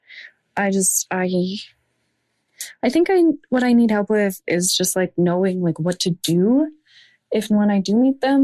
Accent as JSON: {"language": "English", "country": "Canada", "said": "I'm 18 years old. I'm from Canada"}